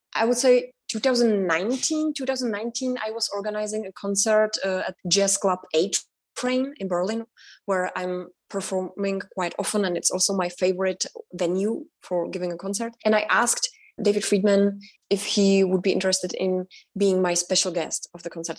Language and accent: English; Prague, Czechia; English is a second language; moved away as an adult; also born or lived in north of the Czech Republic / Germany; now in United States; i was born in prague and i grew up in the north of the czech republic because uh, my father was a winemaker so the first six years of my life I spent outside of Prague and I really enjoyed that. And then when I was six years old, I moved with my sister and my mother to Prague